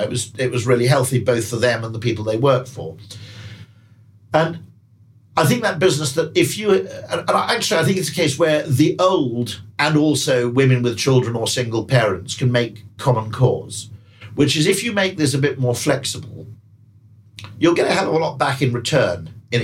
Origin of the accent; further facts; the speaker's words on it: United Kingdom; as a Brit